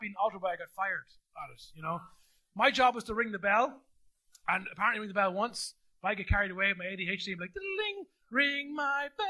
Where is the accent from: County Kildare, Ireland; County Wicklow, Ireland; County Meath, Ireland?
County Kildare, Ireland; The Curragh Camp; born or raised there; accent: Midland lilt; also born or lived in Carlow; now in Navan, Ireland